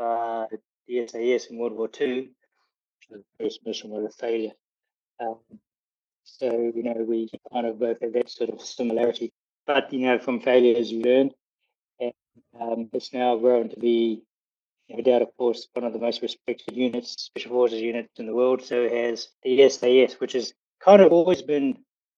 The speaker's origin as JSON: {"language": "English", "country": "New Zealand", "said": "I come from New Zealand, somewhat accent."}